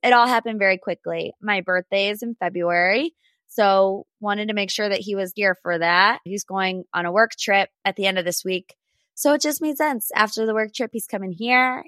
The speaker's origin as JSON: {"language": "English", "town": "Cleveland", "region": "Ohio", "country": "United States", "tie": "born or raised there", "said": "my hometown"}